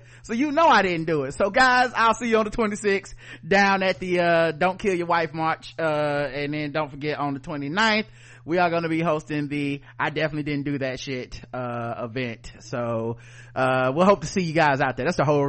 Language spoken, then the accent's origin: English; Philadelphia, Pennsylvania, United States; I might get some cheese and a steak because I'm from Philly.